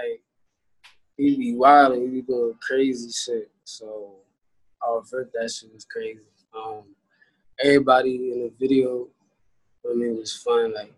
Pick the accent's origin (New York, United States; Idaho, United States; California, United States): New York, United States; New York City; was born in the Bronx and raised in the Bronx, too